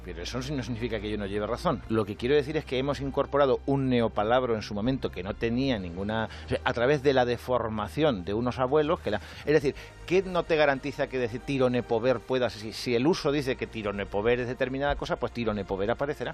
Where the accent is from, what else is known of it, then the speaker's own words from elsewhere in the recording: Albacete, Castilla-La Mancha, Spain; soy de Albacete